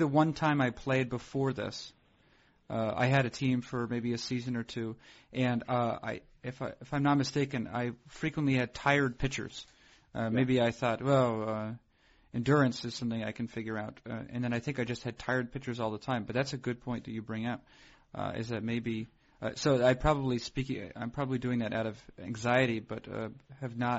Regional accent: New England, United States; I'm from New England

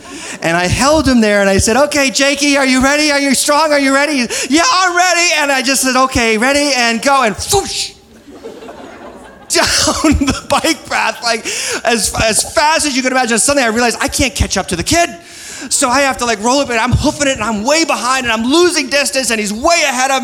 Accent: New England, United States; moved away; I'm from New England

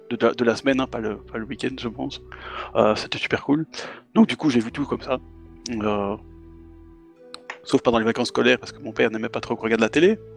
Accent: Belgium; de Belgique, hein, parce que bon, je suis belge

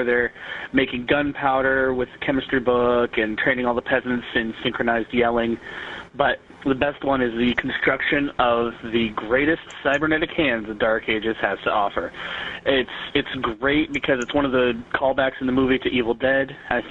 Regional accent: Oregon, United States; Goonies was shot on the Oregon coast, and that's where I'm from. I'm from Oregon.

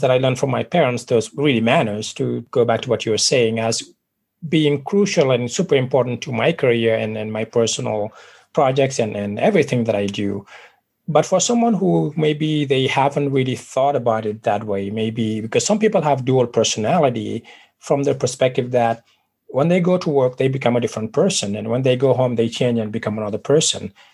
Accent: Senegal; moved away; I was originally from West Africa, Senegal

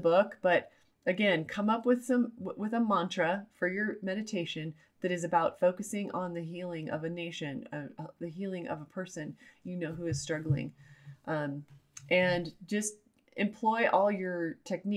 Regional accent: United States; I'm an American

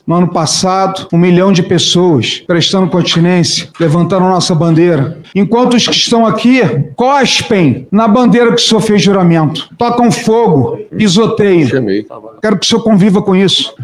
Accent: Brazil; sou brasileiro

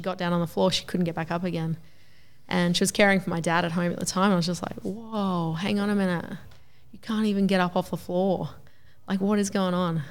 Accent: Gympie, Queensland, Australia; also born or lived in Toowoomba; I grew up in Gympie and then we moved away to Toowoomba for twelve years.

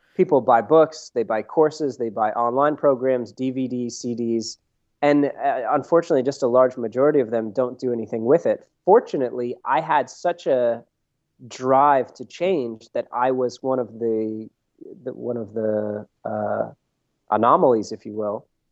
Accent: Vermont, United States; now in Santa Barbara, United States; I'm originally from Vermont

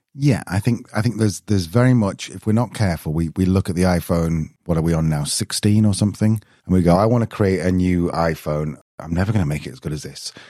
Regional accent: United Kingdom; I'm being very British

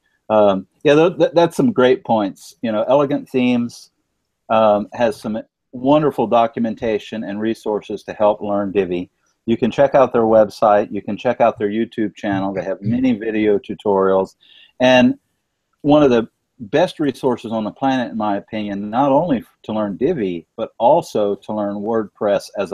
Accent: Louisiana, United States; I am currently in my home state of Louisiana

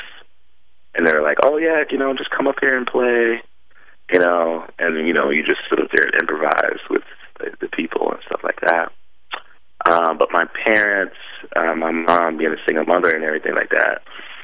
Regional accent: Virginia, United States; also born or lived in Chesapeake, Virginia; where I grew up in Virginia

